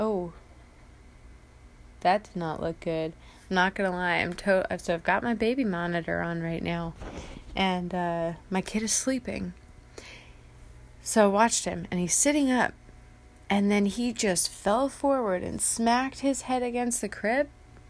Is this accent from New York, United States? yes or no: no; San Diego, California, United States; I hate being cold, as, again, I am from San Diego. I'm a beach bunny.